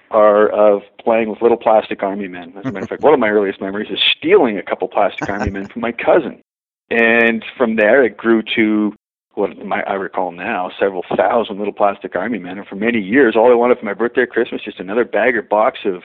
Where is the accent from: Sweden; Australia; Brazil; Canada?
Canada; Victoria, British Columbia; moved away as an adult; also born or lived in Vancouver, Canada; now in Alberta, Canada; Growing up in Victoria and joining from Victoria and then later moving to Vancouver